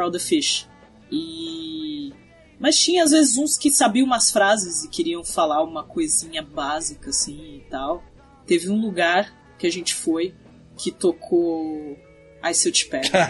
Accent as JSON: {"language": "Portuguese", "country": "Brazil", "said": "a gente falava que era do Brasil"}